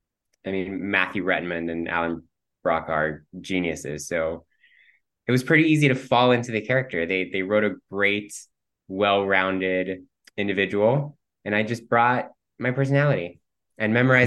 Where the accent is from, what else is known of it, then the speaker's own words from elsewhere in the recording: Cuba; first language Spanish; English is a second language; the fact that I'm Cuban. So my first language was Spanish